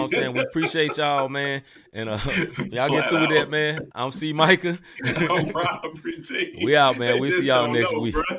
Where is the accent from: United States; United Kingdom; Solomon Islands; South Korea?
United States; the South; I'm from the South. I understand what they say.